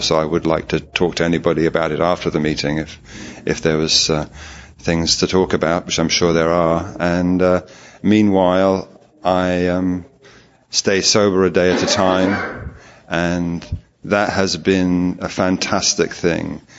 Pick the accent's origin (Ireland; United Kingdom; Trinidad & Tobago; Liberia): United Kingdom; London; I'm from London in England